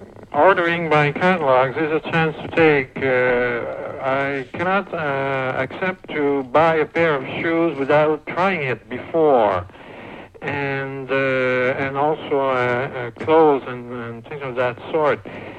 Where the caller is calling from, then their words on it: Montreal, Quebec, Canada; From Montreal.